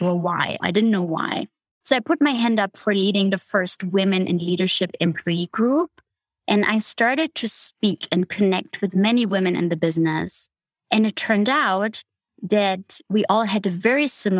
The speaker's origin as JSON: {"language": "English", "region": "Berlin", "country": "Germany", "tie": "born or raised there", "moved": "yes", "said": "I grew up in Germany, in East Berlin."}